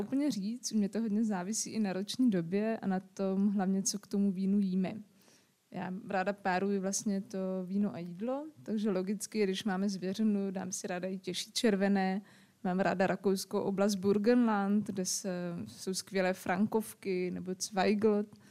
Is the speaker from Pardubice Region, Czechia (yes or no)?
yes; Pardubice, Pardubice Region, Czechia; now in Zábřeh, Czechia; jsem tam narodila, jsem prostě Pardubičák